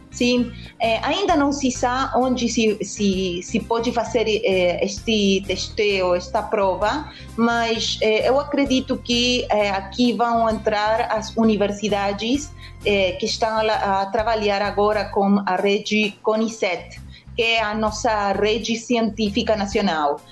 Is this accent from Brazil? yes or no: no; Argentina; Portuguese is a second language; para mim, como Argentina